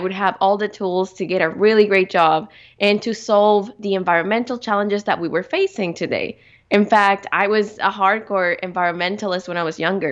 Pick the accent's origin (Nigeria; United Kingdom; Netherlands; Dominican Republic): Dominican Republic; moved away as an adult; also born or lived in Victoria, Canada; being born and raised in the Dominican Republic, I grew up, uh, mostly outdoors